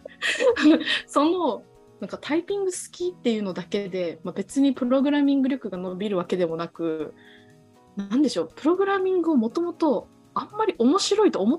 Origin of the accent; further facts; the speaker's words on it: Okinawa, Japan; 私もともとやっぱ沖縄出身で海好きなので